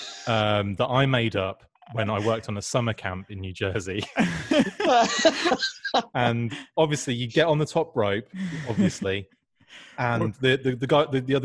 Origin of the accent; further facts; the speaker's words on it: United Kingdom; I'm from Britain